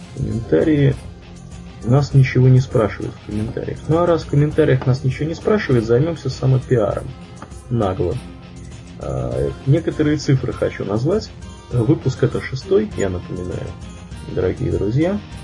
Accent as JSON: {"language": "Russian", "town": "Tver", "region": "Tver Oblast", "country": "Russia", "said": "я из Твери"}